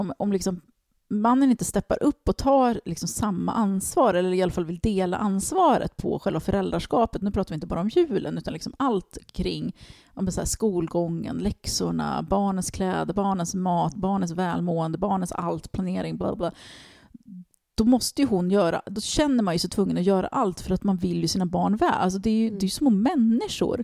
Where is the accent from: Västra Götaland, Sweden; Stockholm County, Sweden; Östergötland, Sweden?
Stockholm County, Sweden; Stockholm; jag växte upp i Tensta och det var ingen medelklass där